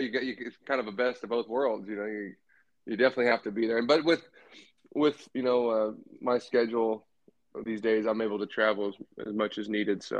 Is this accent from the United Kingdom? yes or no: no; Bakersfield, California, United States; So, man, so I'm from Bakersfield, California. I'm 31 years old